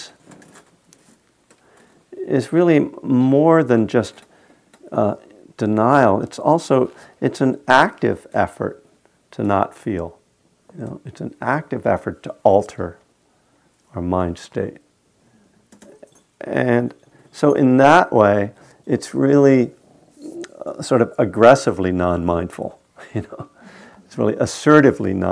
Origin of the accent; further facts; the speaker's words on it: Bethlehem, Pennsylvania, United States; Lehigh University, which is in my hometown, Bethlehem, Pennsylvania